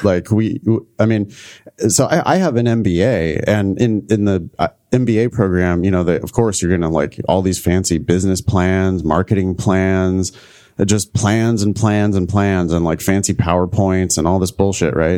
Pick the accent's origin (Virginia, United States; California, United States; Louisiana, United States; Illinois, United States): California, United States; Central Valley of; my hometown in the Central Valley of California